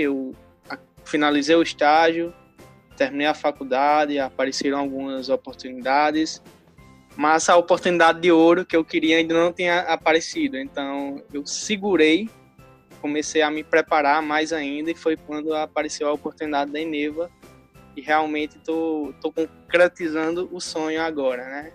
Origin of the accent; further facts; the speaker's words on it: interior of Rio Grande do Norte, Brazil; sou do interior do Rio Grande do Norte